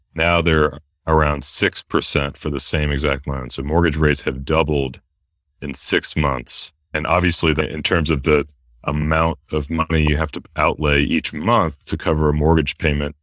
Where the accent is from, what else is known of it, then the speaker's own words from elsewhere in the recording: United States; how lucky we are to be Americans